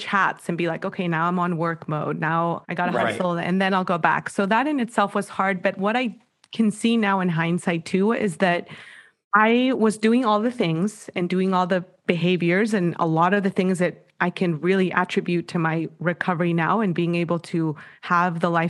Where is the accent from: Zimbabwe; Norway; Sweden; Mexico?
Mexico; moved away as an adult; now in United States; I was born and raised in Mexico. I moved to the States when I was 22